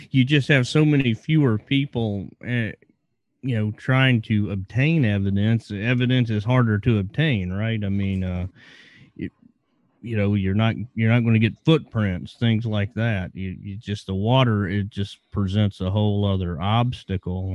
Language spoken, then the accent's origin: English; Virginia, United States; I grew up in Virginia